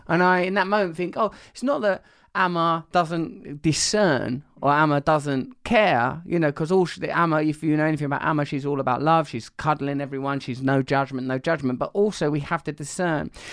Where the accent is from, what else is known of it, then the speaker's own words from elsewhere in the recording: Essex, East of England, United Kingdom; I am from Essex